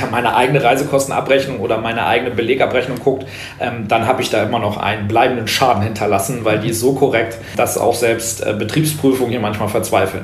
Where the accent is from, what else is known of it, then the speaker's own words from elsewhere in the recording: Osnabrück, Lower Saxony, Germany; moved away as an adult; now in Berlin, Germany; Osnabrück ist auch meine Heimatstadt